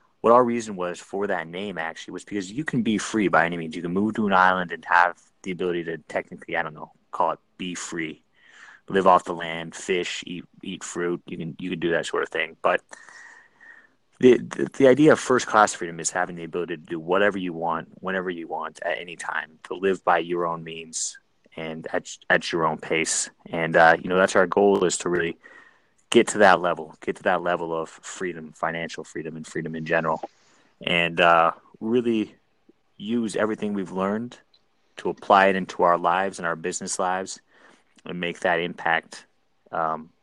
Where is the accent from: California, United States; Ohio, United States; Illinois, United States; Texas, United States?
California, United States; San Diego; moved away; also born or lived in San Francisco Bay Area / San Luis Obispo; I grew up in San Diego.